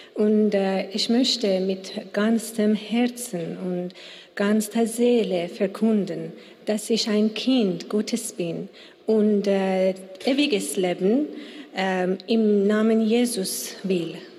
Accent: Iran; German is a second language; moved away; ich komme aus dem Iran und äh, mein Deutsch ist nicht gut

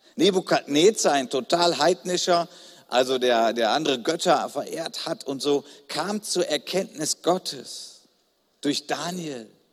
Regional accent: Germany; Ich bin Deutscher, ich stehe dazu, das ist Teil meiner Identität

